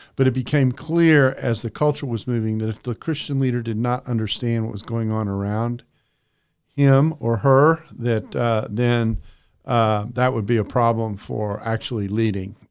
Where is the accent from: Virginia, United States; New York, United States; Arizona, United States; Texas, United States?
Texas, United States; also born or lived in Calgary, Alberta, Canada / Aberdeen, Scotland; grew up in Texas